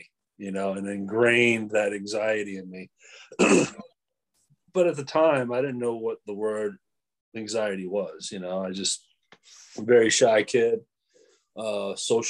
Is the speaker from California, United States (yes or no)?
no; Maine, United States; moved away; I am from Maine originally